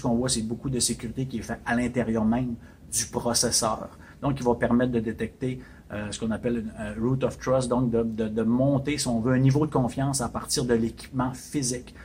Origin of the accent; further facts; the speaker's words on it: Chicoutimi, Quebec, Canada; now in Montreal, Canada; Je suis originaire du Saguenay, de Chicoutimi